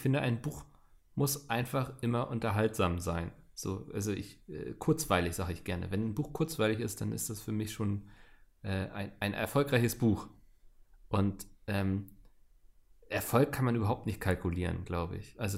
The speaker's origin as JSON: {"language": "German", "country": "Austria", "said": "In Sachen Mobilität kann ich mich als Österreicher generell aufregen."}